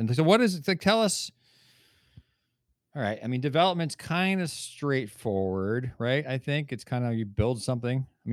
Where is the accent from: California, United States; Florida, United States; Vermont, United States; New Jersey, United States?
New Jersey, United States; my home state of New Jersey